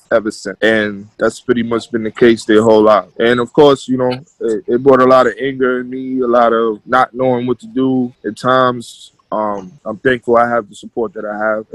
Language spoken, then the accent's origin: English; New York City, New York, United States; now in White Plains, United States; I'm from the Bronx. I live in White Plains